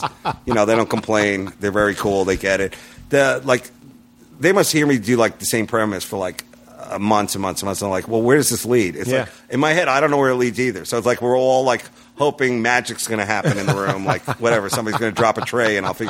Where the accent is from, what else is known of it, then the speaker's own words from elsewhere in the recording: New York, United States; I'm from New York